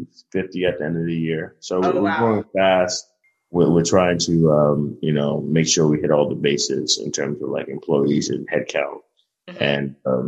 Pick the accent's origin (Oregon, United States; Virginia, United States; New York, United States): New York, United States; Brooklyn; the only people that made it out of Coney Island was probably like Stephon Marbury. you know, so it was a rough upbringing.